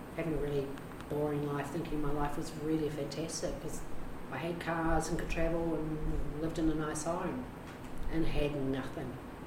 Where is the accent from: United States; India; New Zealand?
New Zealand; moved away; I'm a Kiwi